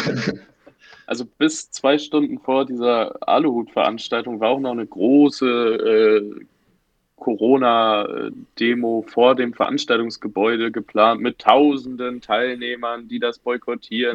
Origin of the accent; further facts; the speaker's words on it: Bad Schwartau, Schleswig-Holstein, Germany; wir äh, vier Dösbaddel aus Bad Schwartau